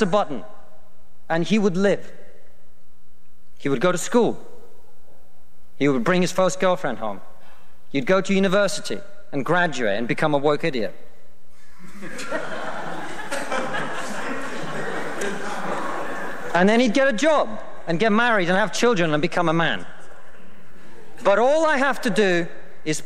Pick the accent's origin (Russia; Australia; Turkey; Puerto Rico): Russia; now in United Kingdom; I come from Russia